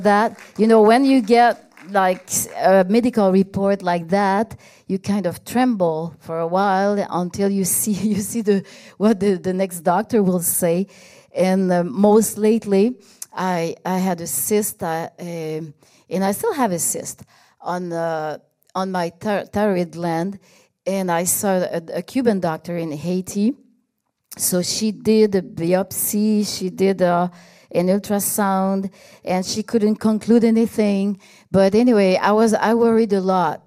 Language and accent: English; Canada; I'm Canadian, so I'm gonna go back to Canada